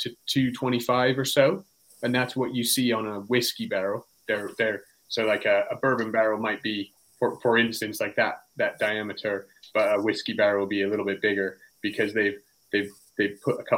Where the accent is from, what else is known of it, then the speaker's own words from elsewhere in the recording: California, United States; now in England, United Kingdom; I'm from California, and I live in England